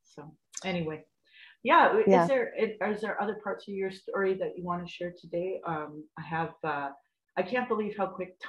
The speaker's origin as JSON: {"language": "English", "town": "Calgary", "region": "Alberta", "country": "Canada", "tie": "born or raised there", "moved": "as an adult", "lives_now": "Lethbridge, Canada", "said": "I'm from Abbeydale in Calgary"}